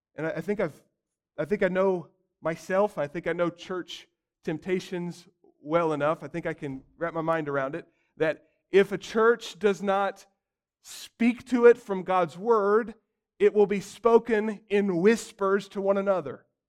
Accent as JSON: {"language": "English", "country": "United States", "said": "as American Christians"}